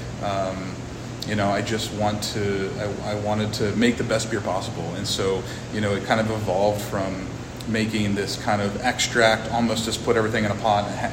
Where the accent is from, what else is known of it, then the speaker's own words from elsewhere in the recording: Armstrong County, Pennsylvania, United States; I'm not from Sarver. I'm from Armstrong County